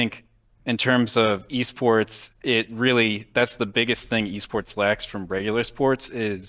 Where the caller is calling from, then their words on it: Fairborn, Ohio, United States; Fairborn, Ohio.